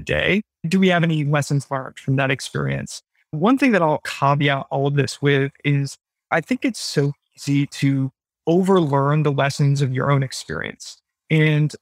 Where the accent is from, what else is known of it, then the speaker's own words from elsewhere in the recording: United States; now in London, United Kingdom; I am an American.